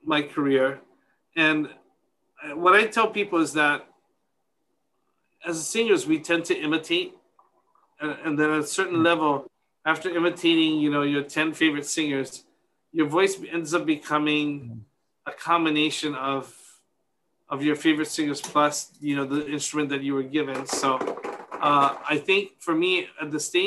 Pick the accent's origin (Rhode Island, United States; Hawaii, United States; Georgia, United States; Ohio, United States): Hawaii, United States; Kauai; growing up in Kauai, went to the beach every weekend